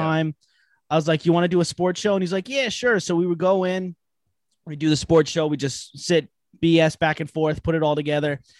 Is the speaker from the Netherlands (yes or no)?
no; Long Island, New York, United States; I'm from Long Island, New York. I'm, uh, live out in West Babylon.